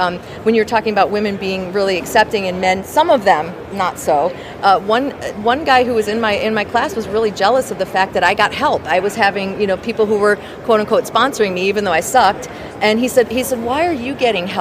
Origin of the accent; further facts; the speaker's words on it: Detroit, Michigan, United States; I grew up in Detroit.